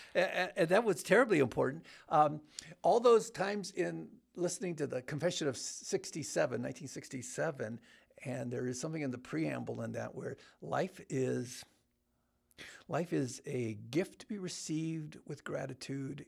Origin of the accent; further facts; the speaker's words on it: Bellflower, California, United States; I grew up in Southern California.